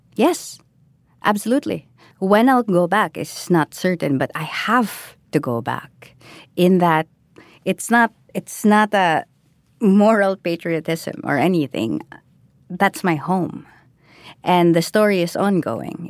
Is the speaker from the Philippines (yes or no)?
yes; Philippines; I am Filipino